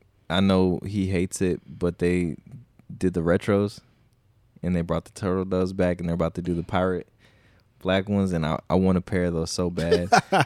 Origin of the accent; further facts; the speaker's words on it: South Dakota, United States; I mean, I'm from South Dakota